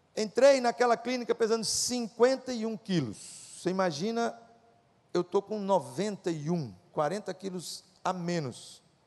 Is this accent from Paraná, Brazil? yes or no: yes; Apucarana, Paraná, Brazil; moved away as an adult; also born or lived in Viçosa, Minas Gerais; E saí de Apucarana, no interior do Paraná, e vim fazer agronomia em Viçosa, Minas Gerais